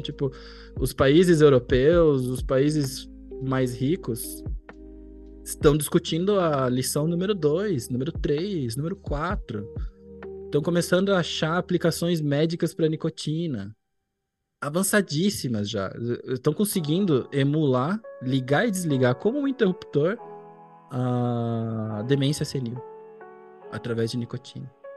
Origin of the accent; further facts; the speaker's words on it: São José dos Pinhais, Paraná, Brazil; also born or lived in Curitiba; eu aqui em Curitiba, na verdade, eu cresci na cidade vizinha, em São José dos Pinhais